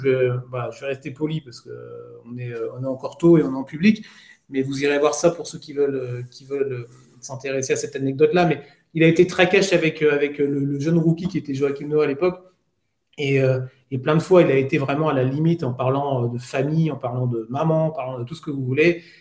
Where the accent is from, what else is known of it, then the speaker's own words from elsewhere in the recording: France; on est français